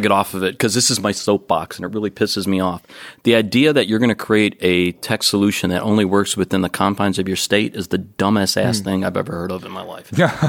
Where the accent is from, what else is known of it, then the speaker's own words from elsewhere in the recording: Jacksonville, Florida, United States; So my hometown.